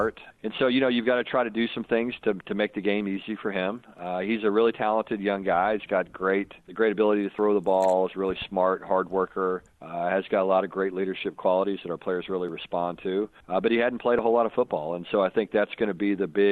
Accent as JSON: {"language": "English", "region": "Texas", "country": "United States", "tie": "born or raised there", "said": "I grew up in Texas"}